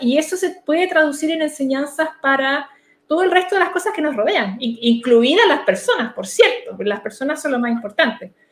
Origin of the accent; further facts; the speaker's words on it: Chile; como sociedad chilena estoy hablando de que no nos quedemos atrás